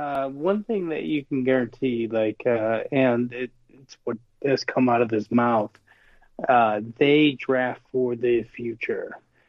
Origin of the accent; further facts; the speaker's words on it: Ohio, United States; I'm from Ohio